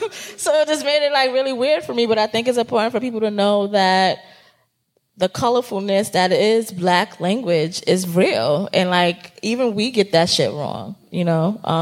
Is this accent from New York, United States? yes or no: yes; New York, United States; like, we are both from New York, and her and I sound very different because of the different places of New York that we are from, you know?